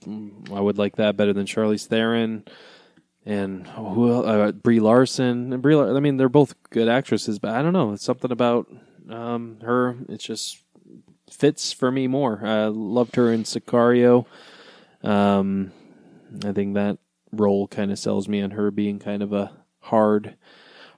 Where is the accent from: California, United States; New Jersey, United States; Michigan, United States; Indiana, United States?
Michigan, United States; Detroit; growing up in Detroit, it obviously was a big hockey town